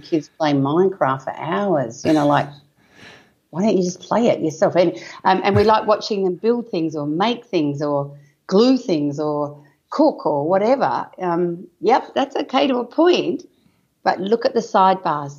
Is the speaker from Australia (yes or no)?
yes; Wheatbelt, Western Australia, Australia; I was born and bred in a farm in the wheat belt in Western Australia